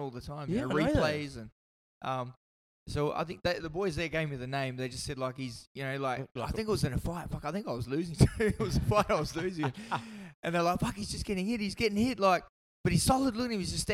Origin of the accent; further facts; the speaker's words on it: Perth, Western Australia, Australia; also born or lived in Kalgoorlie; originally I was born in Kalgoorlie, minefields, mining town, and was there till the age of three. Then we moved down to Perth